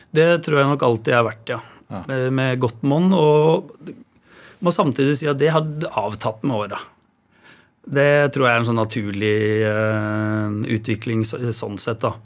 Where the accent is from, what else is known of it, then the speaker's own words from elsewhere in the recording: Råde, Østfold, Norway; Jeg vokste opp i Råde på landsbygda Østfold, på et boligfelt med gårder rundt.